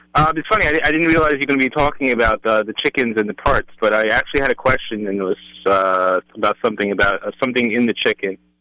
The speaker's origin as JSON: {"language": "English", "region": "England", "country": "United Kingdom", "tie": "born or raised there", "moved": "yes", "lives_now": "Brooklyn, United States", "said": "I used to live in England when I was a kid."}